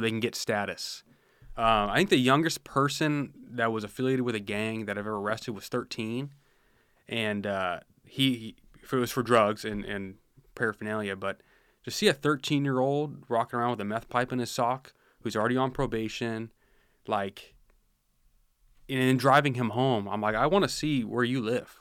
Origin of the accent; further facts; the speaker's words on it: Washington, United States; moved away as an adult; I grew up in Washington